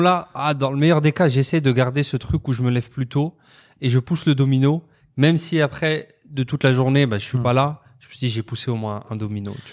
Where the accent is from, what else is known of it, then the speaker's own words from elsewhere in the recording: France; je suis né en France, euh, hum. citoyen français